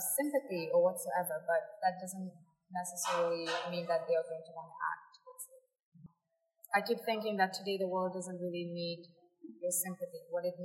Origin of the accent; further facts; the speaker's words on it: Mauritius; I come from Mauritius